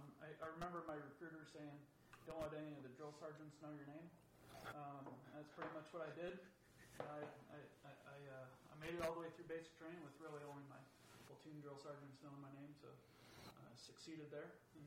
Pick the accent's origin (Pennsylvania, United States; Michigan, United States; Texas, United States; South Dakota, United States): Michigan, United States; Ludington; I was born in Ludington, Michigan. Real small little tourist town in West Michigan.